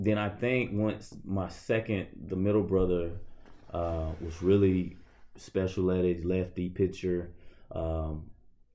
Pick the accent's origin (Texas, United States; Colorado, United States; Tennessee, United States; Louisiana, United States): Louisiana, United States; moved away as an adult; now in York, Nebraska, United States; I'm coming from Louisiana, which is a diverse state, diverse town even